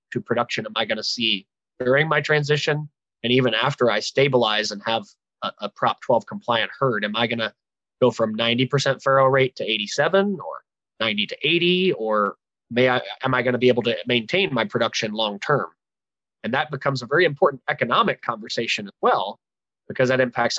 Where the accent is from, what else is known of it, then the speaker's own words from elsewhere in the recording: Ohio, United States; moved away; also born or lived in Kansas; I'm originally from Ohio and grew up with a cattle and hog background